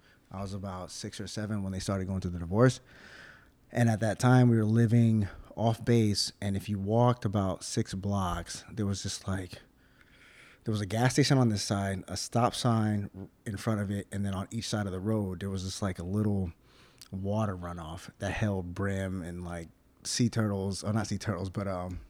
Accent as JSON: {"language": "English", "town": "Melbourne", "region": "Florida", "country": "United States", "tie": "born or raised there", "also_born_or_lived": "Philippines", "said": "I was born in the Philippines. My dad was in the military. Shortly after that, my dad moved to Melbourne, Florida, which he was stationed at Patrick Air Force Base."}